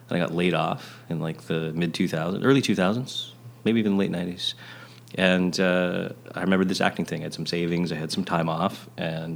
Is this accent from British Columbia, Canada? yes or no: yes; Vancouver, British Columbia, Canada; I'm a kid growing up in Vancouver in my day.